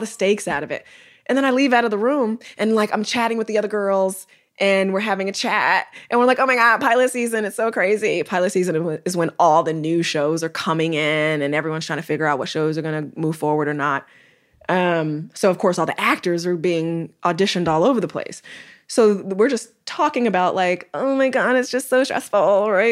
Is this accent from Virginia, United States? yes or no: no; Chicago, Illinois, United States; I'm from Chicago, Illinois.